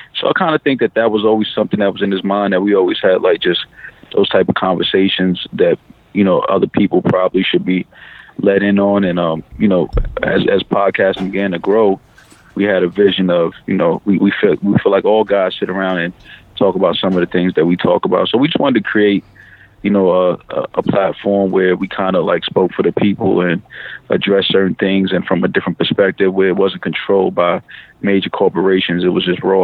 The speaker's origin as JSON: {"language": "English", "town": "New York City", "region": "New York", "country": "United States", "tie": "born or raised there", "said": "growing up in New York"}